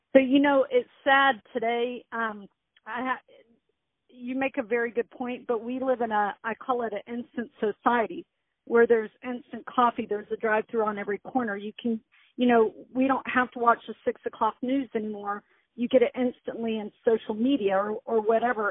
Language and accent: English; United States; also born or lived in Texas / Chicago, Illinois / Dallas, Texas; I was born in Texas, raised in uh half Chicago, half Dallas, where my dad was from